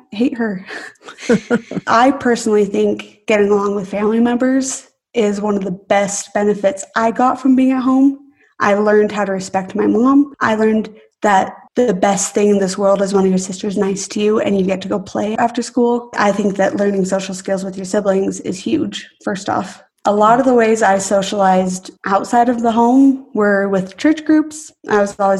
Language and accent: English; Idaho, United States; Growing up in Idaho